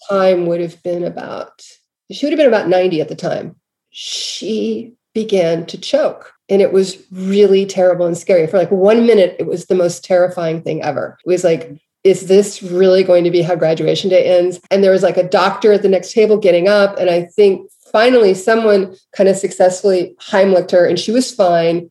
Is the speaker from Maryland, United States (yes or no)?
yes; Baltimore, Maryland, United States; I grew up in Baltimore.